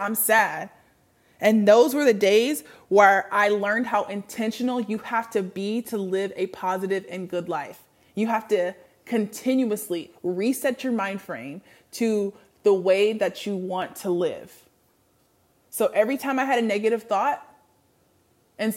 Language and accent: English; Washington, United States; moved away as an adult; also born or lived in the South; I moved back to Washington, back to my home state